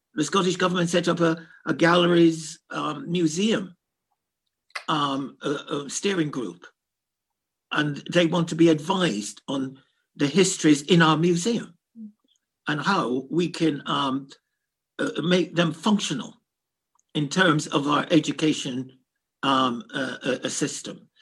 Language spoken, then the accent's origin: English; Kingston, Jamaica; also born or lived in London, United Kingdom; now in Scotland, United Kingdom; I'm from the Caribbean and I'm a black boy brought up in a tough part of Kingston.